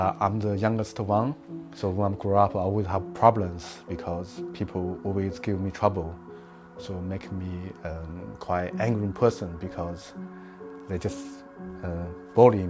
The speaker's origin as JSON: {"language": "English", "region": "Xinjiang", "country": "China", "tie": "born or raised there", "second_language": "English", "moved": "as an adult", "lives_now": "United Kingdom", "said": "So I'm grew up in Xinjiang, so I grew up in the village."}